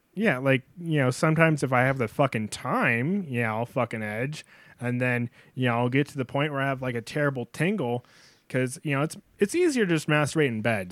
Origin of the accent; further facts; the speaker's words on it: North Dakota, United States; I'm from North Dakota. That means I'm a oil field trash